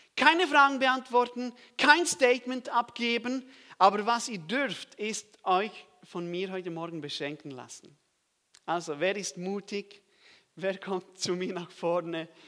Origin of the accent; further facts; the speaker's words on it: Switzerland; ich komme aus der Schweiz